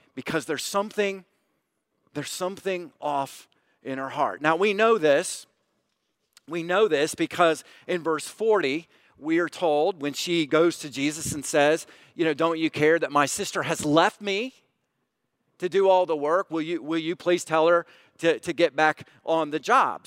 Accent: United States; us as American Christians

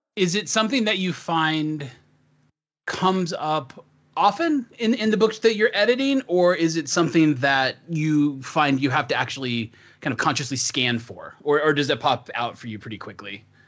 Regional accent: the Northwest, Pacific Northwest, United States; I, I grew up in the sticks. I'm a farm boy, but I'm from the Northwest

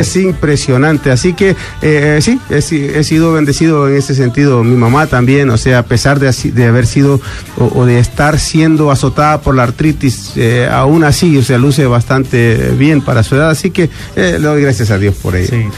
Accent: Honduras; also born or lived in New York, United States; now in Miami, United States; cantante hondureño porque soy un catracho

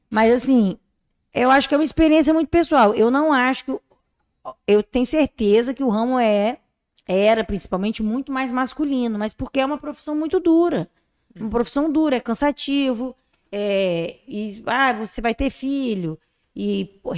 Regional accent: Vitória, Espírito Santo, Brazil; como eu sou de Vitória

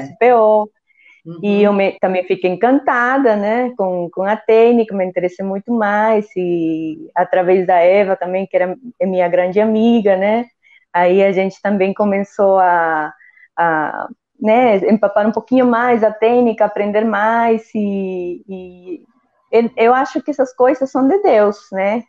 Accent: northern coast of Peru, Peru; first language Spanish; Portuguese is a second language; moved away as an adult; also born or lived in São Paulo, Brazil; now in Brazil; morava em uma cidade muito pequena, né, na, no, no, litoral norte do meu país, eu sou peruana.

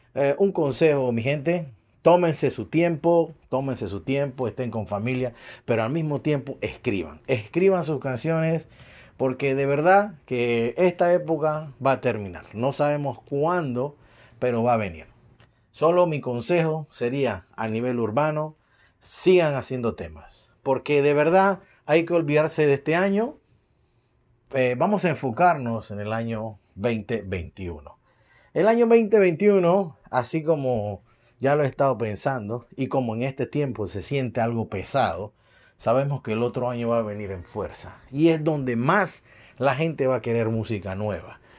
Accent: Panama; now in Montreal, Canada; soy de Panamá

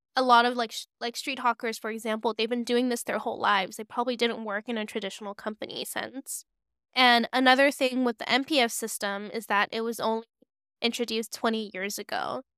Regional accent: Hong Kong; growing up in Hong Kong

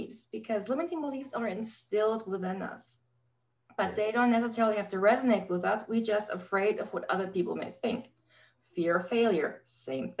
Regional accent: Germany; I grew up in Germany post-war.

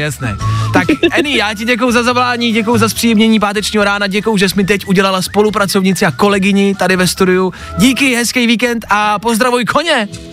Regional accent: Czechia; My jako Češi

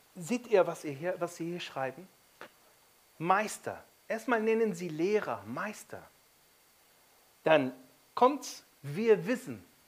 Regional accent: Egypt; now in Germany; Ich bin in Ägypten aufgewachsen

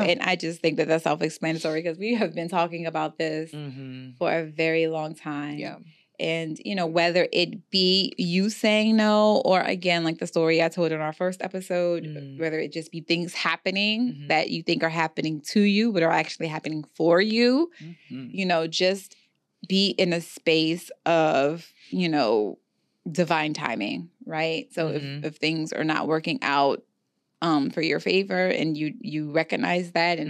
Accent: New Orleans, Louisiana, United States; And I'm also from Louisiana, so, you know, the New Orleans area, and we just, that's how I was raised.

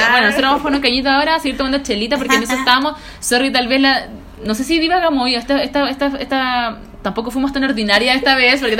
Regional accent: Chile; hemos estado metidos igual en nuestra burbuja como chilena

